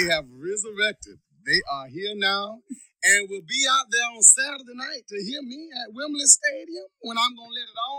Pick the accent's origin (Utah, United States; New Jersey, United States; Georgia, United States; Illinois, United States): Georgia, United States; Macon; moved away as an adult; also born or lived in California; my hometown, Macon, Georgia.